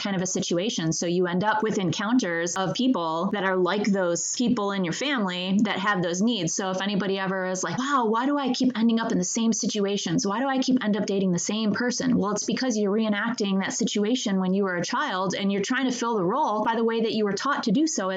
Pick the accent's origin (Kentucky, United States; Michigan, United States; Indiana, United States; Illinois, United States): Michigan, United States; I grew up in Michigan